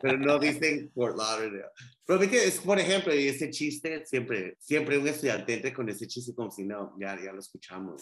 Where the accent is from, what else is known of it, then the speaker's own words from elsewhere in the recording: Guatemala; first language Spanish; now in Miami, United States; yo soy guatemalteco